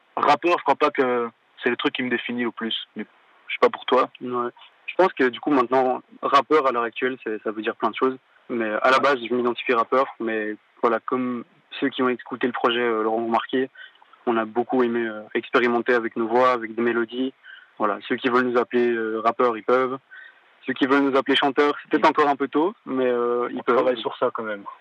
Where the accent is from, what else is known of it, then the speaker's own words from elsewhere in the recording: Walloon Brabant, Wallonia, Belgium; je viens de la Wallonie, du Brabant Wallon, plus précisément